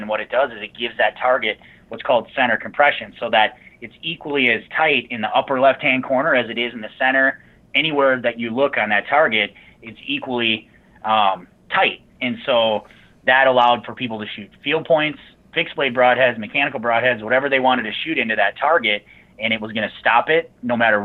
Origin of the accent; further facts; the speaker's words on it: Mauston, Wisconsin, United States; I grew up in Mauston, right by Wisconsin, in between Nisita and Wisconsin Dells.